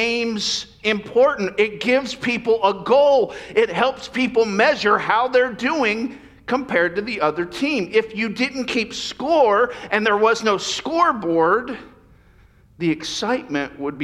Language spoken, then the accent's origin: English; the South, United States; now in Yuba City area, California, United States; Growing up in the South